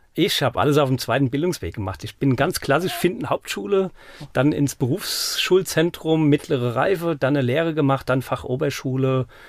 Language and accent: German; Mainz, Rhineland-Palatinate, Germany; now in Stadecken-Elsheim, Germany; ich nämlich die Hälfte meiner Jugend in Gonsenheim und die andere Hälfte in Finden verbracht habe